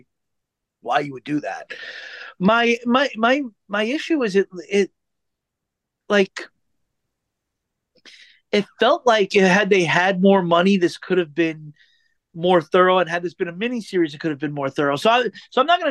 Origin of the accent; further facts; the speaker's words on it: New York, United States; I grew up in New York